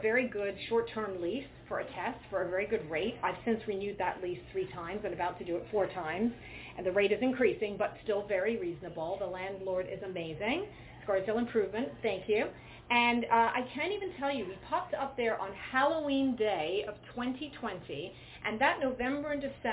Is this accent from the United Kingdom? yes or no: yes; England, United Kingdom; moved away; growing up in England